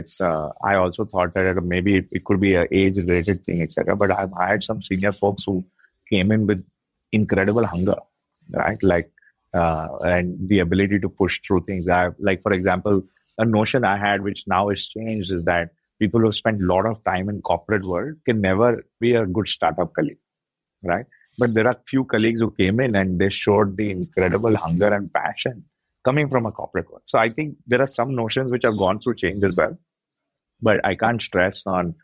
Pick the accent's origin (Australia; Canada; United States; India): India; being Indian